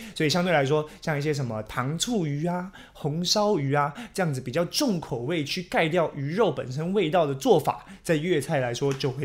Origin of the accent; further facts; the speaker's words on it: Taiwan; 我们台湾人